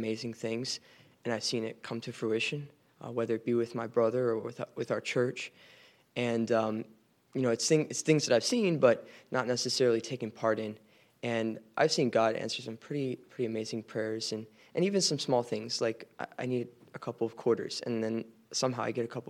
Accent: Leesburg, Virginia, United States; I'm a sophomore from Leesburg, Virginia.

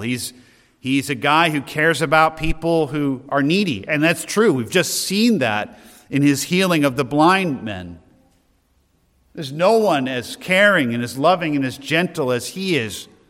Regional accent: Loudon, New Hampshire, United States; I'm from Loudon

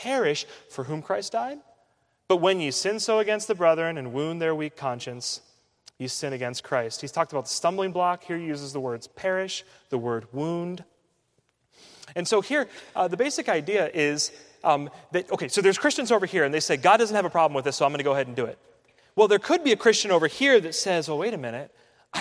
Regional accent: United States; growing up in the United States

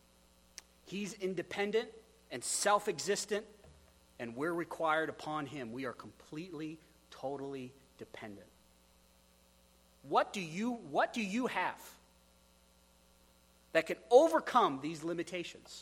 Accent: Wyoming, United States; moved away; I come from Wyoming. That place is super windy

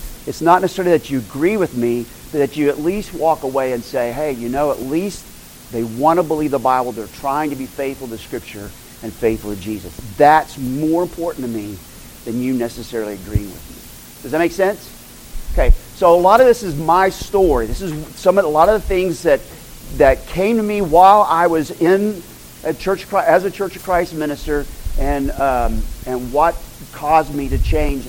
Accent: Moore, Oklahoma, United States; moved away as an adult; also born or lived in Turkey; We were raised in Moore, Oklahoma.

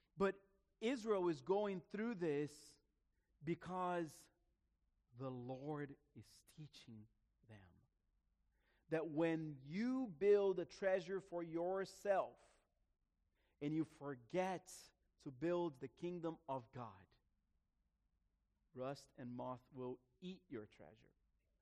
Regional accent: Brazil; moved away; I grew up in Brazil in the 80s. 80s and early 90s.

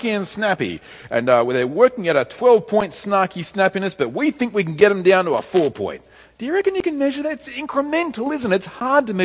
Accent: Tamworth, New South Wales, Australia; moved away; I went back home to my hometown to see my parents, Tamora

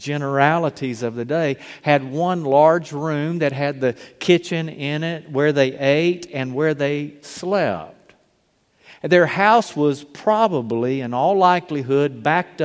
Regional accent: Mobile, Alabama, United States; growing up in Mobile

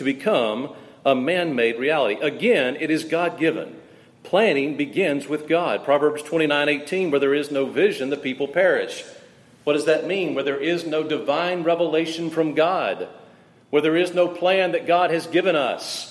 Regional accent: South Mississippi, United States; I was raised in South Mississippi, about 8 miles from M.M. Roberts Stadium

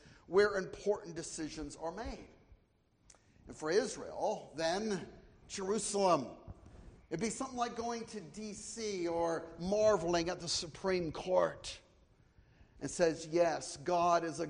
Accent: Canada; moved away as an adult; now in United States; We're from the north, we're from Canada

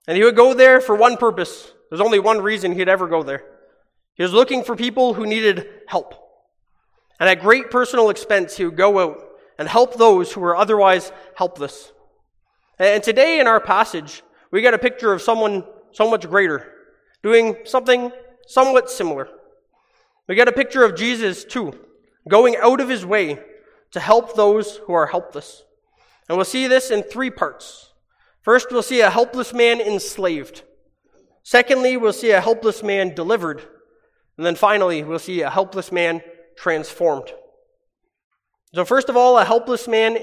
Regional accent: Hamilton, Ontario, Canada; moved away; my hometown back in Hamilton in Ontario

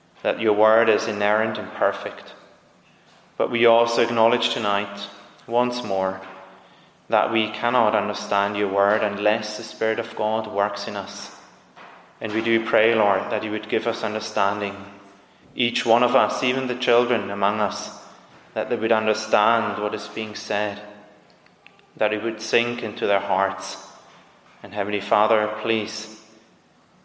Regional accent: Zurich, Switzerland; I'm from Zurich

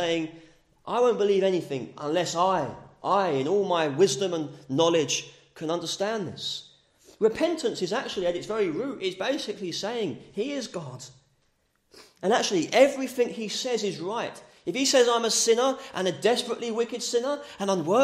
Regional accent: England, United Kingdom; as English people, it's pleasant and green land

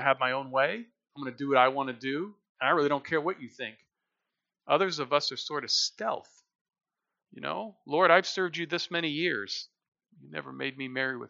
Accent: United States; we're American people.

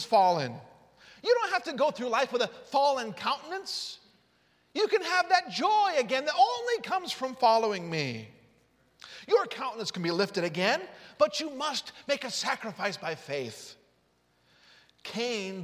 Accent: Utah, United States; I grew up in Utah

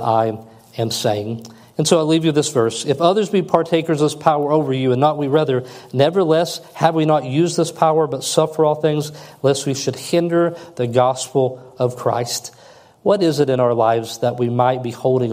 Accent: United States; as an American. I was taught all the way through public school system that we are the best nation in the world

